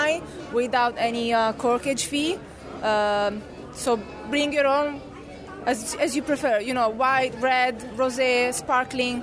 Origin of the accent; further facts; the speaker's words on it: Rome, Lazio, Italy; moved away; I'm from Italy. I'm from Rome.